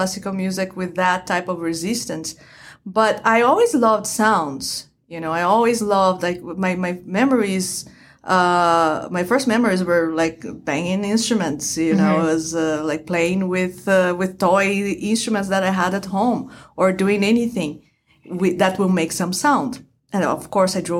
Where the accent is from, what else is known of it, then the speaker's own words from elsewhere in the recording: Brazil; moved away; I am originally from Brazil. I was born and raised in Brazil